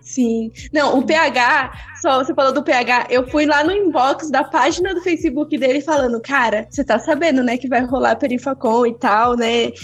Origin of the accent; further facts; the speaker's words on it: Barueri, São Paulo, Brazil; eu vim, eu vim da Zona Oeste, né? Eu, eu sou de Barueri